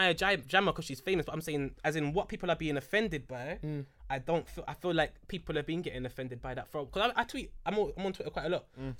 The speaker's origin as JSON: {"language": "English", "region": "London", "country": "United Kingdom", "said": "We're from London, fam."}